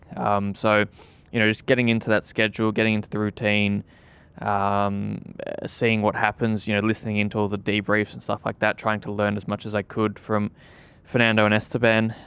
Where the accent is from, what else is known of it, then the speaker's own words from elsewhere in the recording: Australia; moved away; being an Aussie, I always hoped that I would, you know, at that time I was still in Australia